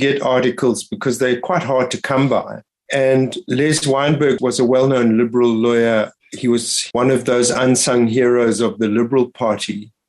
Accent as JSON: {"language": "English", "town": "Johannesburg", "region": "Gauteng", "country": "South Africa", "tie": "born or raised there", "also_born_or_lived": "Israel / Kloof, KwaZulu-Natal"}